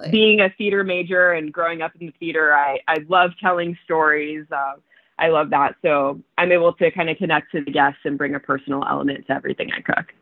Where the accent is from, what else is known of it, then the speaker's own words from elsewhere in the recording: Clearwater, Florida, United States; moved away as an adult; also born or lived in Toronto, Canada; growing up in Florida